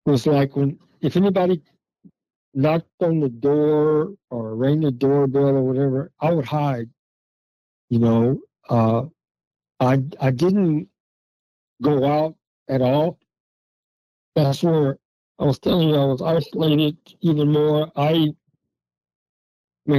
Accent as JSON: {"language": "English", "region": "Texas", "country": "United States", "moved": "as an adult", "lives_now": "Duluth, United States", "said": "I'm from Texas, but I met her in Texas"}